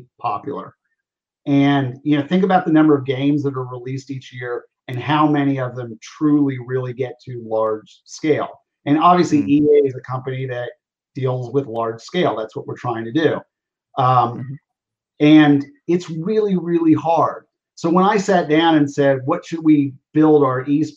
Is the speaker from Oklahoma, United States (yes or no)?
yes; Oklahoma, United States; I grew up in Oklahoma, University of Oklahoma football.